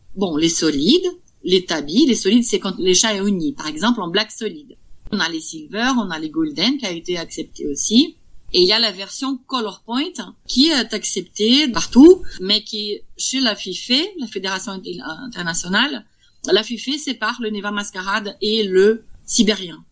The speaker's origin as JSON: {"language": "French", "country": "Brazil", "moved": "yes", "lives_now": "Vierzon, France", "said": "Je suis brésilienne."}